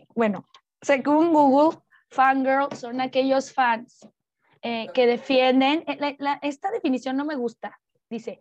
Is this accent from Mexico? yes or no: yes; Mexico; como mujer mexicana